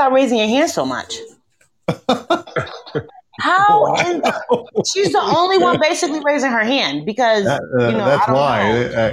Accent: New Jersey, United States; also born or lived in Ohio; now in Iowa, United States; I'm from New Jersey. Then I moved to Ohio. I stayed in Ohio for like 5 years

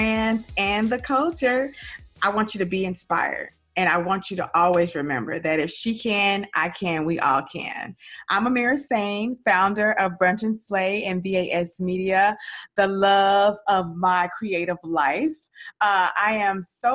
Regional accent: Dallas, Texas, United States; accent: Southern Dallas; that's my Southern Dallas accent.

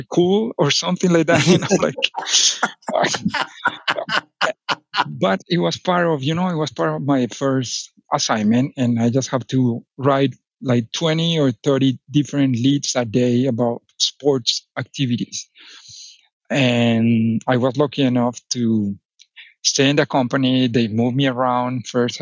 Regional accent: Medellín, Antioquia, Colombia; now in Texas, United States; I grew up in Medellin, Colombia

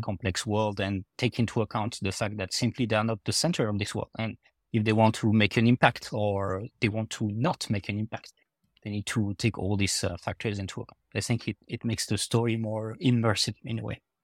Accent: France; accent: French; my French accent

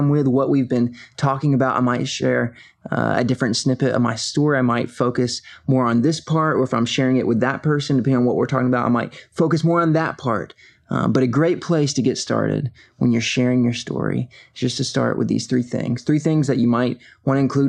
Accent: Covington, Georgia, United States; I was born and raised here in Covington, Georgia, and really have been in Georgia most of my life

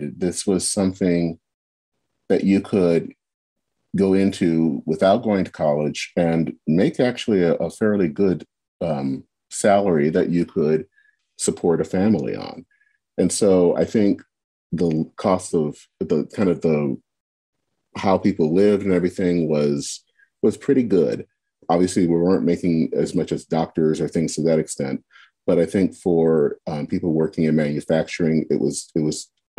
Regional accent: Flint, Michigan, United States; I was born and raised in Flint

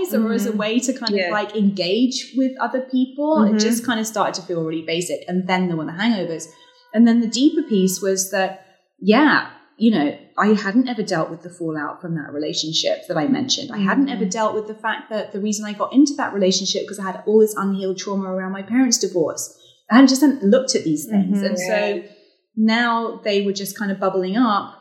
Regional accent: United Kingdom; moved away; growing up as a Brit working in magazine journalism

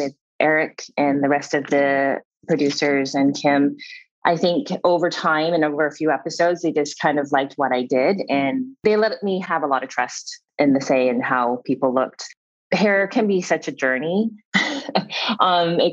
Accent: Canada; I am Canadian

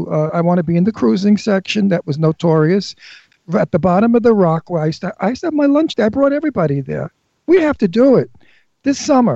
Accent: New York City, New York, United States; I'm a New Yorker.

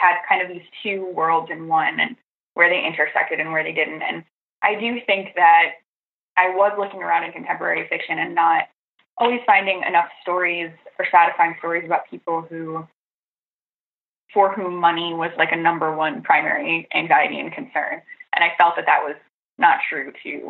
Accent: Petoskey, Michigan, United States; I grew up in Northern Michigan, sort of in the Petoskey area.

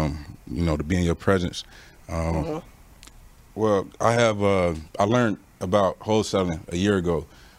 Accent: Palm Beach, Florida, United States; I'm from South Florida, so Palm Beach, which is maybe like 30 minutes north of Fort Lauderdale.

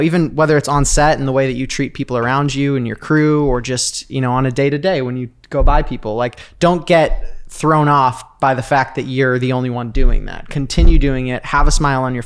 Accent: Sedona, Arizona, United States; now in Los Angeles, United States; I was living in Sedona, Arizona. That's where I grew up.

